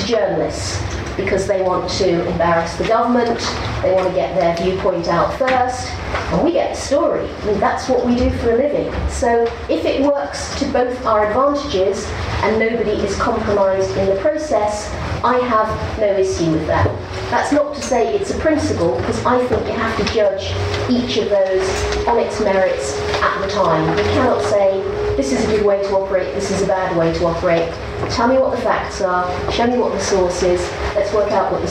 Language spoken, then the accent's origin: English; United Kingdom; as a British journalist